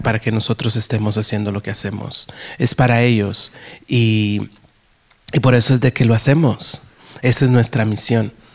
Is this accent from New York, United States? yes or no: yes; New York, United States; moved away; also born or lived in Guatemala; cuando yo crecí en Nueva York en el teatro, porque yo empecé haciendo teatro en Nueva York